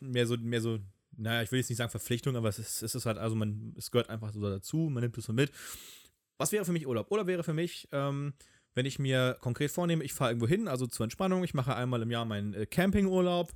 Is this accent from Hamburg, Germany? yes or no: yes; Hamburg, Germany; als Hamburger